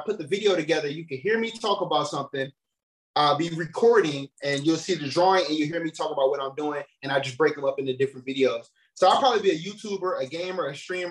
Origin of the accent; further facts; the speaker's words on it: Gary, Indiana, United States; also born or lived in Chicago; I'm from Gary, Indiana, man. … hometown